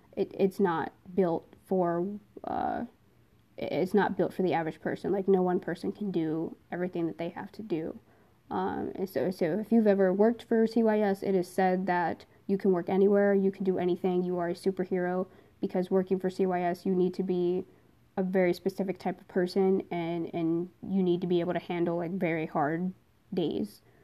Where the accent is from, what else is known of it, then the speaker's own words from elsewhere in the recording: New Jersey, United States; moved away as an adult; now in Pennsylvania, United States; I am originally from New Jersey